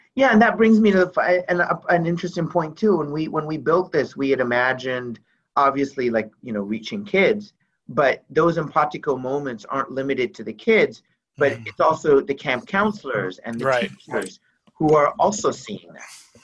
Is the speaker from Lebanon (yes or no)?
yes; Beirut, Beirut Governorate, Lebanon; moved away; I grew up in Beirut, Lebanon